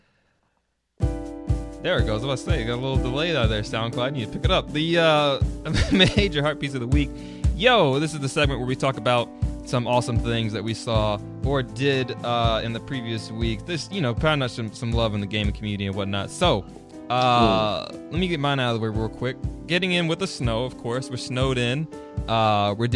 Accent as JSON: {"language": "English", "region": "Maryland", "country": "United States", "moved": "yes", "lives_now": "North Carolina, United States", "said": "we're originally like from Maryland"}